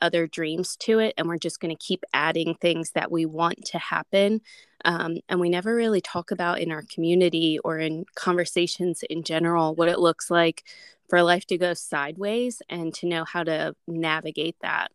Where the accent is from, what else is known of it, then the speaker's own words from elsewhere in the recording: Pennsylvania, United States; moved away as an adult; now in Alabama, United States; my husband and I, we live in Alabama, and we are originally from Pennsylvania. So we moved here about 5-6 years ago now